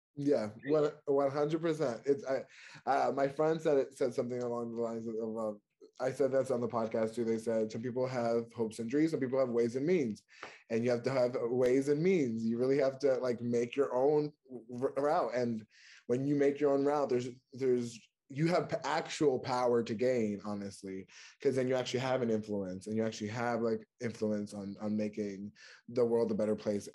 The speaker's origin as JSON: {"language": "English", "region": "New York", "country": "United States", "also_born_or_lived": "North Carolina", "moved": "as an adult", "lives_now": "Washington, DC, United States", "said": "I'm originally from New York"}